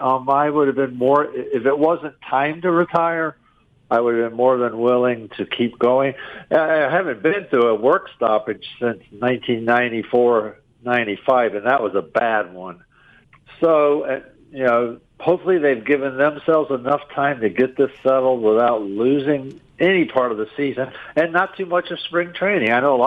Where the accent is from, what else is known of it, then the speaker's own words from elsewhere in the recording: Richmond, Virginia, United States; moved away as an adult; now in Milwaukee, United States; Worked my way into a job at my hometown newspaper in Richmond, Virginia.